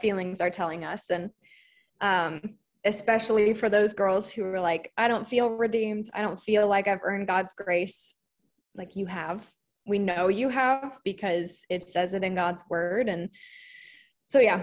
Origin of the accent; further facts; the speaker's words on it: Virginia, United States; now in Del Rio, United States; I'm from Virginia, but I currently live in the tiny town of Del Rio, Texas